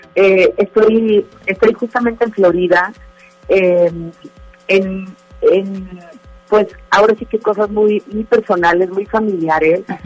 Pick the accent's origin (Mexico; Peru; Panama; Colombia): Mexico; Monterrey, Nuevo León; así somos los, los regios